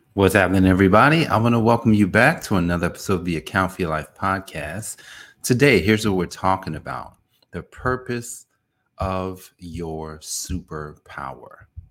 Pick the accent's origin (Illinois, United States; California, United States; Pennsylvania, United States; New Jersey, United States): New Jersey, United States; Newark; I grew up in Newark, New Jersey.